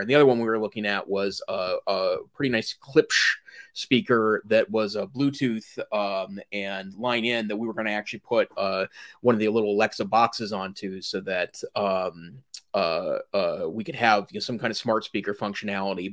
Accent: Great Falls, Montana, United States; now in Western Montana, United States; north central Montana, which is where I grew up

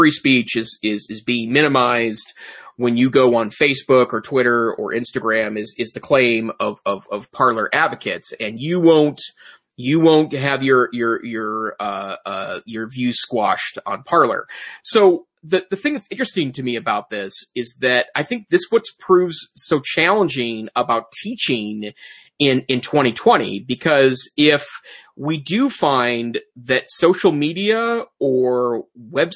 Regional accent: United States; being an American

